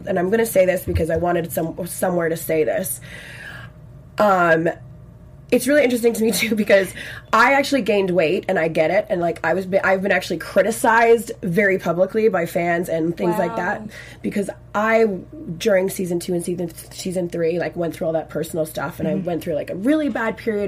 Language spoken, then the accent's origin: English; Victoria, British Columbia, Canada; first language French; English is a second language; We're from the West Coast. We're from Victoria.